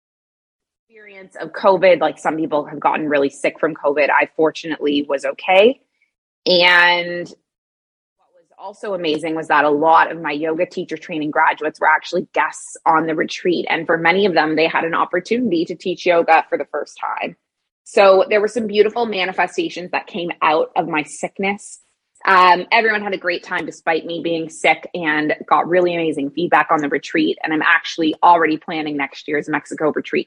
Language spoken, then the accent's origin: English; Canada; moved away as an adult; also born or lived in Middle East; now in Bali, Indonesia; I'm a Canadian who moved across the world to the Middle East at age 23, and I never went back.